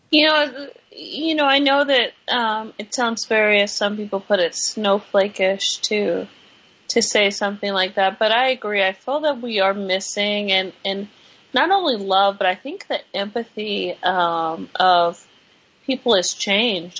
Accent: California, United States; moved away; we're from California

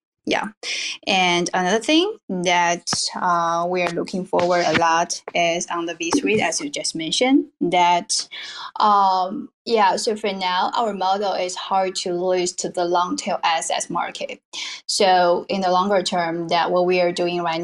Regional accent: China; I originally from China.

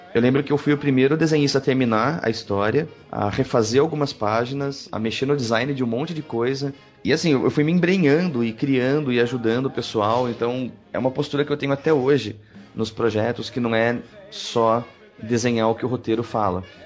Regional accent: Pedreira, São Paulo, Brazil; also born or lived in Campinas; eu vim morar em Campinas, eu cresci em Pedreira, que é interior de São Paulo

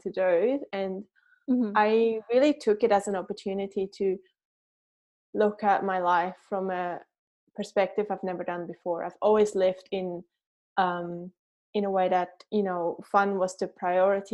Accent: Switzerland; moved away as an adult; also born or lived in New Zealand; now in Raglan, New Zealand; as you can tell by my accent, I'm not a Kiwi. I grew up in Switzerland and then immigrated to New Zealand 10 years ago with my also Swiss husband

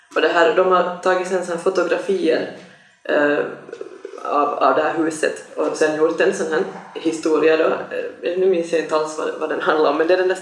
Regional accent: Sweden; moved away; jag växte upp nämligen också i Sverige

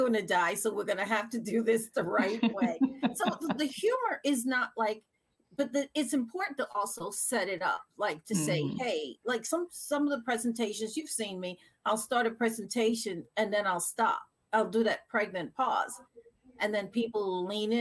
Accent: New York City, New York, United States; now in Massachusetts, United States; I'm from New York. No. I'm from the Bronx

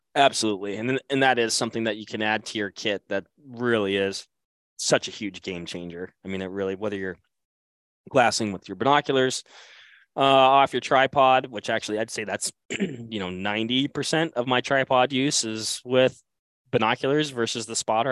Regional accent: Western Washington, United States; I grew up hunting Columbia blacktails in Western Washington

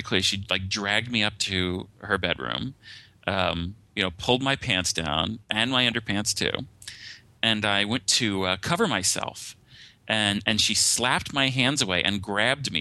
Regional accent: New Jersey, United States; I grew up in the New Jersey area.

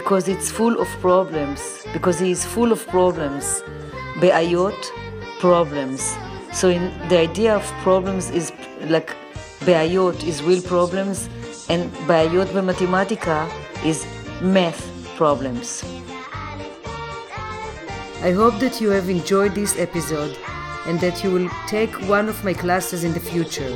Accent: Jerusalem, Jerusalem District, Israel; born or raised there; moved away as an adult; now in New York City, United States

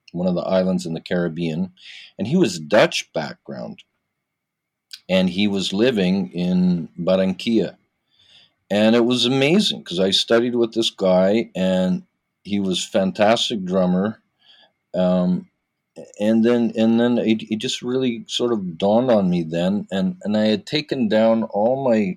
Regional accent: Vancouver, British Columbia, Canada; now in Toronto, Canada; I was born in Toronto, but then I grew up in Vancouver. I moved there very young. I grew up in Vancouver

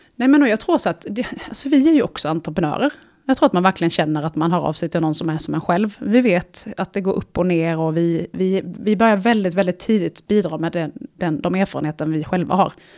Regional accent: Småland, Sweden; jag kommer från Småland, så hela svaret på din fråga är Småland.

